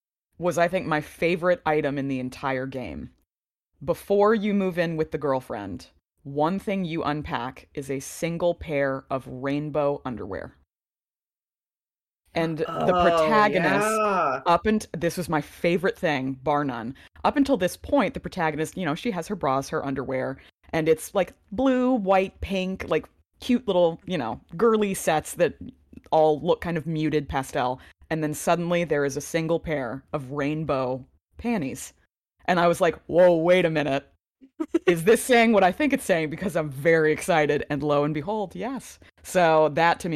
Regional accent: American South, United States; I am from the American, I guess, South. The northest part of the South

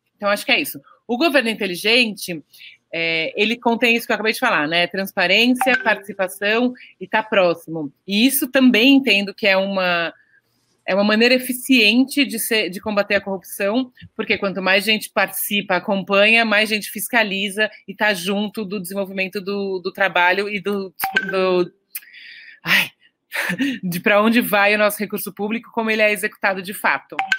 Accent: São Paulo, Brazil; Eu sou é, nascida e criada aqui em São Paulo

